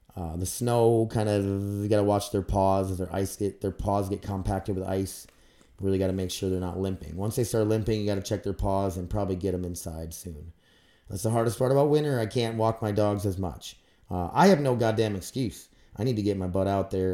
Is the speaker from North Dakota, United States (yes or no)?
yes; Grand Forks, North Dakota, United States; I'm from Grand Forks, North Dakota.